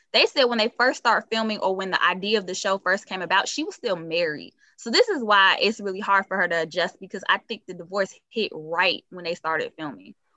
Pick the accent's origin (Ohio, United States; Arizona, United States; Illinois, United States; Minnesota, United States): Illinois, United States; Chicago; I'm from Chicago, so even with family